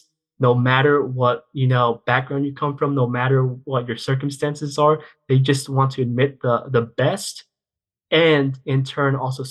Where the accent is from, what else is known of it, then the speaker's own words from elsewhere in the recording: Georgia, United States; I grew up in Georgia